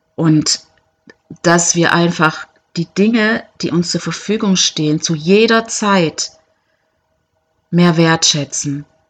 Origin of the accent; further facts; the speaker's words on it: Germany; moved away; als Deutsche aus einem wirklich äh, guten Land kommend